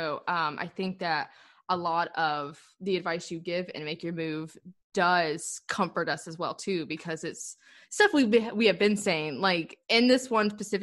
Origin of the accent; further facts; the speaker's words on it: the South, United States; us both growing up in the South